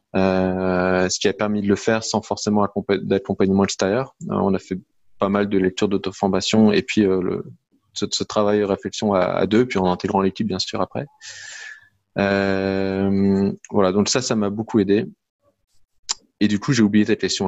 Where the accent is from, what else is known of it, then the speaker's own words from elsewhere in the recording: Lille, Hauts-de-France, France; je suis lillois, donc j'habite dans la région lilloise